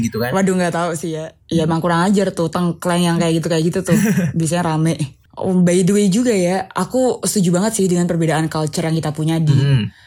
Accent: Semarang, Central Java, Indonesia; Aku ngomongin Jawa Tengah ya karena aku dari Semarang.

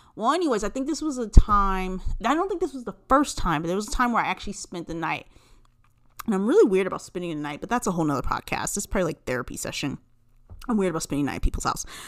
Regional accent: California, United States; I am originally from California

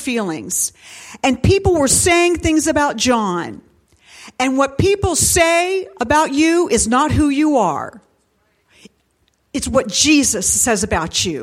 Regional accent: Dayton, Ohio, United States; I was born in Dayton, Ohio at St. Elizabeth Hospital

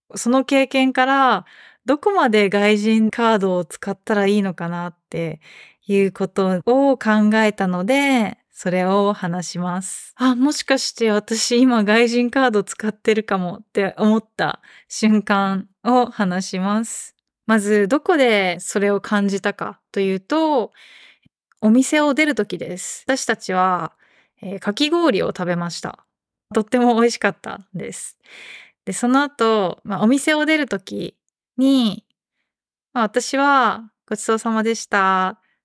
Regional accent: Japan; 私は日本人

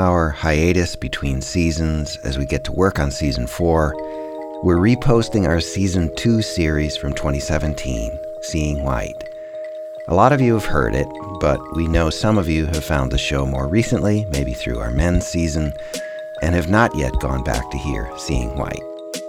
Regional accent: Mankato, Minnesota, United States; moved away as an adult; now in North Carolina, United States; When I was a little kid growing up in Mankato, Minnesota

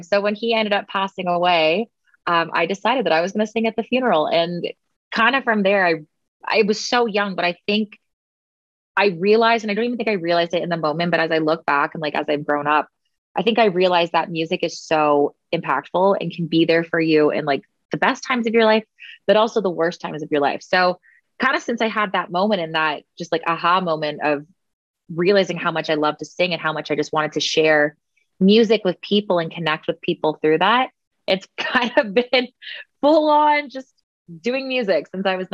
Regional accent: Oakville, Ontario, Canada; also born or lived in Washago, Ontario; I'm originally from Oakville, Ontario. So just like an hour outside of Toronto, and born and raised there

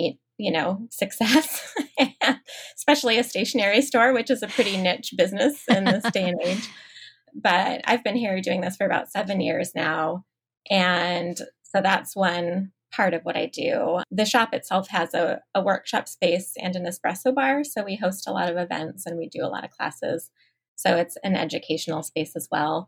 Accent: Ashland, Nebraska, United States; moved away as an adult; I grew up near Ashland, which is where my business is now

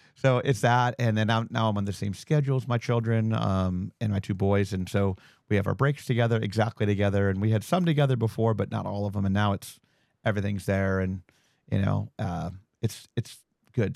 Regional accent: Ohio, United States; moved away as an adult; also born or lived in Las Vegas; I'm from Ohio

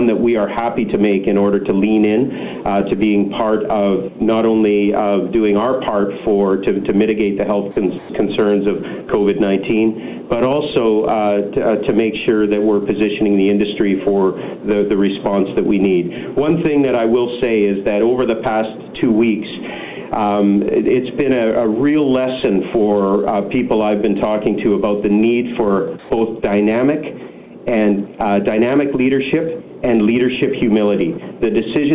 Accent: British Columbia, Canada; as we all go through this as British Columbians

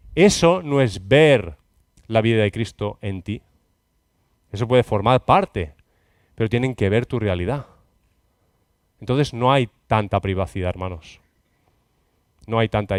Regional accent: Catalonia, Spain; Cataluña, bueno, mi tierra

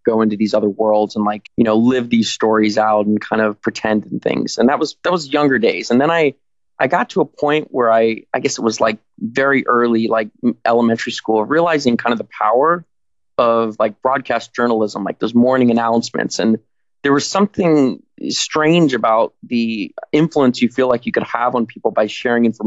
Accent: Georgia, United States; also born or lived in Miami, Florida / Tampa, Florida; I was born in Miami, Florida. Spent time throughout the Southeast in Tampa, and then moved up to Georgia, where I did my, I guess, adolescence

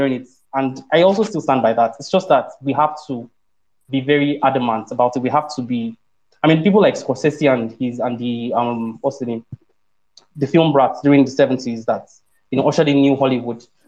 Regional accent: Ibadan, Oyo, Nigeria; I grew up in Ibadan.

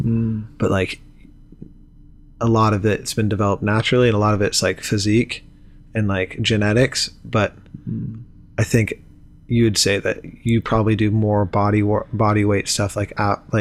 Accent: United States; I'm American

